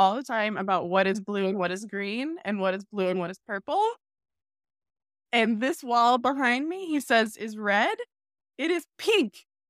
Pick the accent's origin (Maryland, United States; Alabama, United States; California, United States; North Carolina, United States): North Carolina, United States; Charlotte; It's like I'm from Charlotte. I grew up as a Panthers fan.